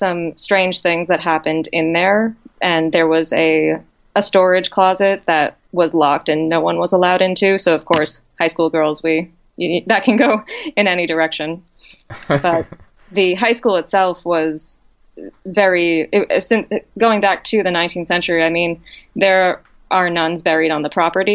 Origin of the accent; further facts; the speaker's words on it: central Massachusetts, United States; also born or lived in Amherst, Massachusetts; I grew up in a central Massachusetts town that was actually on ghost adventures for two of its buildings, the Reed House and the Spalding Cooperage